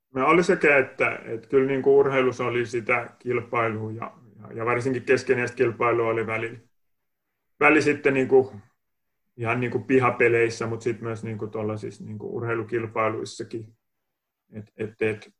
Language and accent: Finnish; Kotka, Kymenlaakso, Finland; accent: Kotka dialect; moved away; olen Kotkas kotosin ja saattaa tuosta puheesta vähän kuulostaakin toi Kotkan murre edelleen